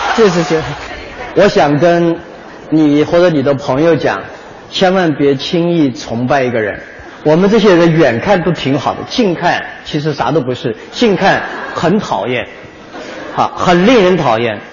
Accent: Wenzhou, Zhejiang, China; 我是那个一名九零后的创业者，我来自温州

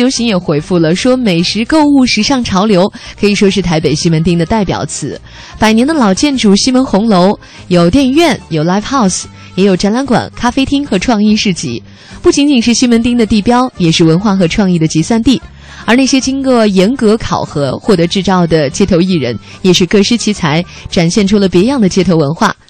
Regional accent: northern China, China; 像我们在北方长大的人，

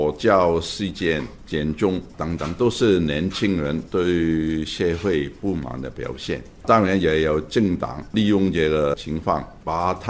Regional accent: Hong Kong; 我们香港成功的因素就是我们法治，法治就是我们香港的核心价值。

